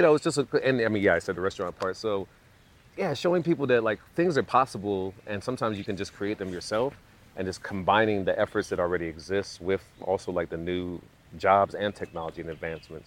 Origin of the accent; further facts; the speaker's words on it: Southeast, United States; also born or lived in London, United Kingdom; growing up in the southeast